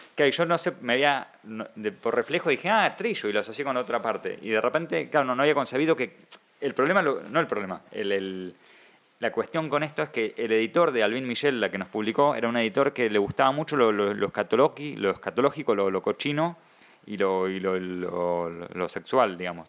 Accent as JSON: {"language": "Spanish", "country": "Argentina", "said": "soy argentino"}